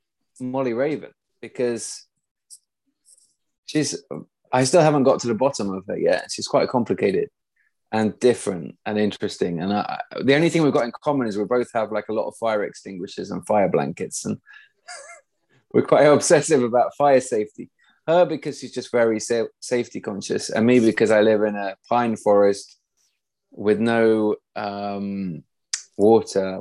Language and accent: English; East Midlands, United Kingdom; now in Sweden; I'm from the East Midlands, from a family with no books or a home with no books.